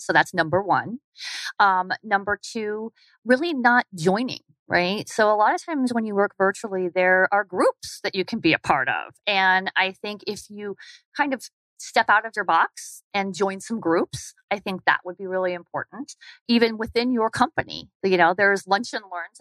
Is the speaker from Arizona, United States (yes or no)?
yes; Arizona, United States; moved away as an adult; also born or lived in Atlanta, Georgia; I wanted to come back to Arizona. So I took a virtual position and they said, you can live anywhere. So I came back to my home state